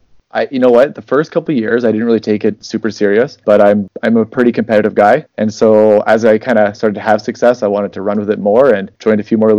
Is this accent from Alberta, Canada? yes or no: yes; St. Albert, Alberta, Canada; So I'm from St. Albert, Alberta, Canada. It's just north of Edmonton.